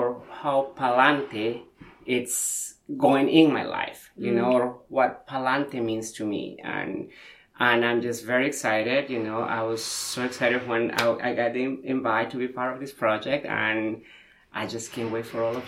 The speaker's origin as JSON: {"language": "English", "country": "Peru", "moved": "yes", "said": "I'm from Peru."}